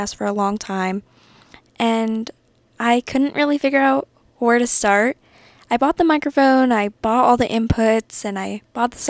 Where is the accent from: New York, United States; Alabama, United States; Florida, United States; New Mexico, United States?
New Mexico, United States; Santa Fe; now in Las Cruces, United States; I'm from Santa Fe, New Mexico. I was raised a Yeehaw.